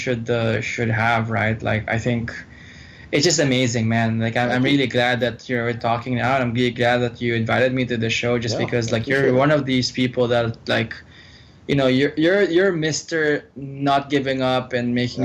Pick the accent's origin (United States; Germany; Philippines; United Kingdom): Philippines; we're from the Philippines